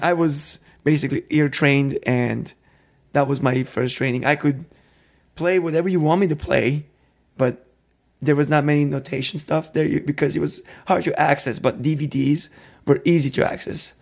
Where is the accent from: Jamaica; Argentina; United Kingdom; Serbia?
Serbia; moved away as an adult; also born or lived in Minneapolis; I'm not from Minneapolis, I'm from Serbia